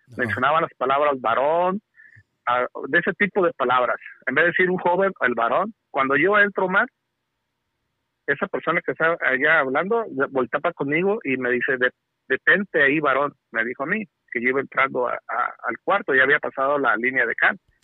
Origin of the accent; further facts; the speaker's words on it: Nayarit, Mexico; also born or lived in California; now in United States; yo soy de Nayarit.